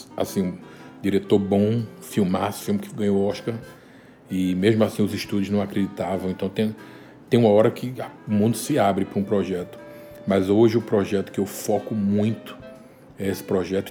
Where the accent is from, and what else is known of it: Recife, Pernambuco, Brazil; moved away